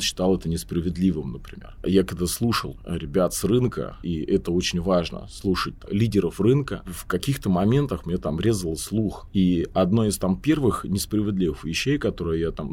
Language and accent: Russian; Volgograd, Volgograd Oblast, Russia; я из Волгограда